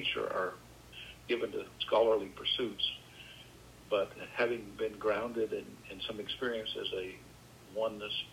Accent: McAdam, New Brunswick, Canada; moved away as an adult; also born or lived in St. Louis, Missouri; I grew up in New Brunswick, Canada

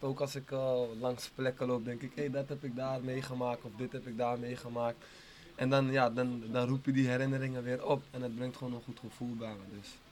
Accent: Amsterdam, North Holland, Netherlands; ik ben geboren en getogen in Amsterdam Oost

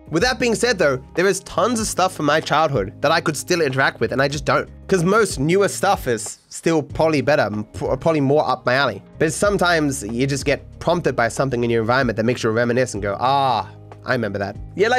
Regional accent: Australia; in general, I don't have what you might call a traditional Australian accent. People don't believe I'm from Australia.

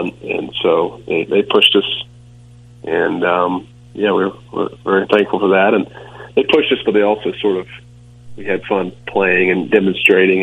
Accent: Rock Hill, South Carolina, United States; I'm from Rock Hill. It's a small town south of Charlotte, under the border um, in South Carolina

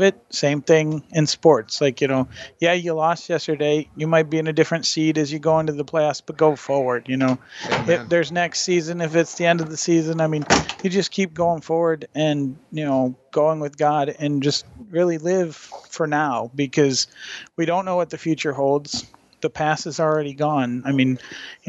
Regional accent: Michigan, United States; I'm from Michigan.

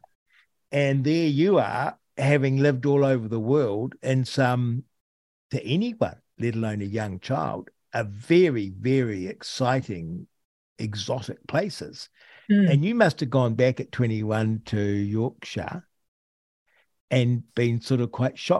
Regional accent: Rangiora, Canterbury, New Zealand; now in Arrowtown, New Zealand; I grew up in Rangura, and I sort of went to Rangura Primary School and went to Rangura High School

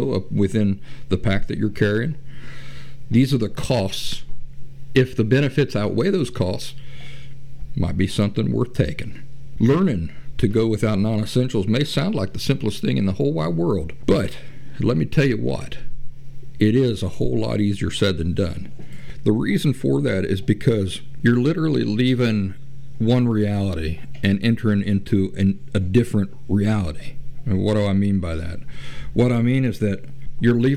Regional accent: Appalachia, United States; I grew up in the Appalachian woods

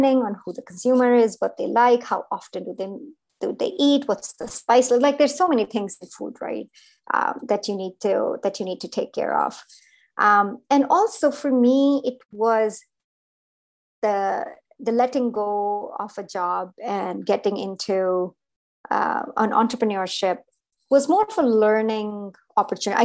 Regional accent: India; moved away; I grew up in India

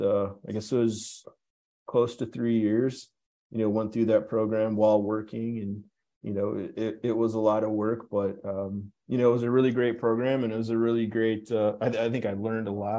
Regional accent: western Wisconsin, United States; also born or lived in St. Paul, Minnesota; now in Las Vegas, United States; I was born in St. Paul, Minnesota. Both of my parents are from St. Paul. When I was a young child, they moved out to western Wisconsin. They wanted to live in the country and have a garden and a big yard and all those things. So that's where I grew up

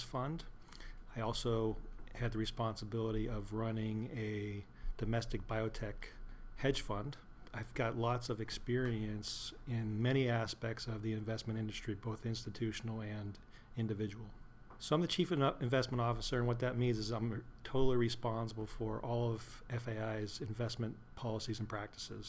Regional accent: Butler, Pennsylvania, United States; also born or lived in Maryland; I am originally from Pittsburgh, Pennsylvania, just actually north of Pittsburgh, Butler, Pennsylvania, and that's where I currently live.

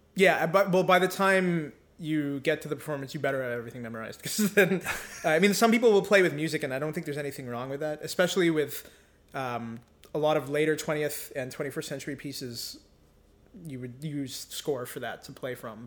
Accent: Mississauga, Ontario, Canada; also born or lived in Victoria, Newfoundland; I grew up in Ontario, in Mississauga suburb of Toronto.

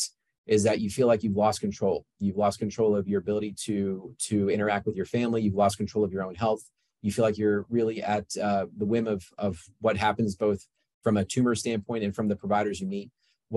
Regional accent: Yorba Linda, California, United States; moved away as an adult; I grew up in Yorba Linda

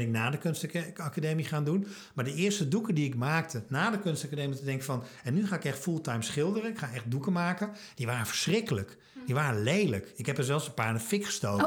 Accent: Twente, Overijssel, Netherlands; ik kom uit Twente, conservatief

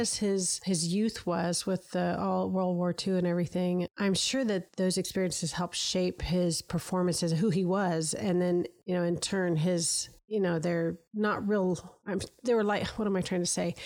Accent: United States

